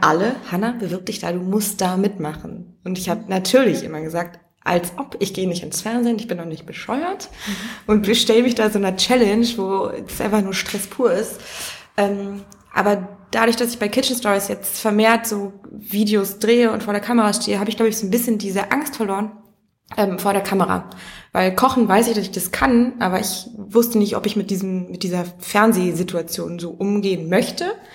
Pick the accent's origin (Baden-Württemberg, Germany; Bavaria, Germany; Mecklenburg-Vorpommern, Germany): Mecklenburg-Vorpommern, Germany; ich komme aus einem kleinen Dorf in Mecklenburg